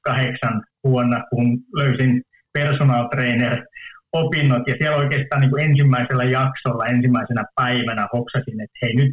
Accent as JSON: {"language": "Finnish", "town": "Oulu", "region": "North Ostrobothnia", "country": "Finland", "said": "mä oon oululainen, niin, niin kolmen lapsen ylpeä, ylpeä isä"}